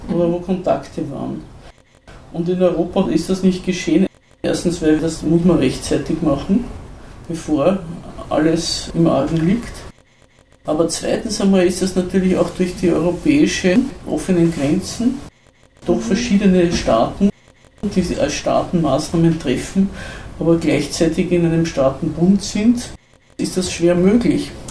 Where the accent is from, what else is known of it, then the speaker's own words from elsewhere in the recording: Zell am See, Salzburg, Austria; Bei uns in Zell am See